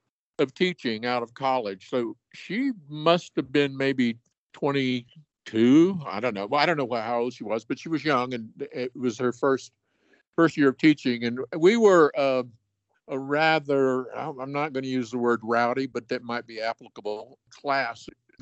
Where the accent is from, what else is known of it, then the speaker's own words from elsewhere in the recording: North Richland Hills, Texas, United States; moved away as an adult; now in Southern Colorado, United States; I grew up on Tabor Drive there in North Richland Hills.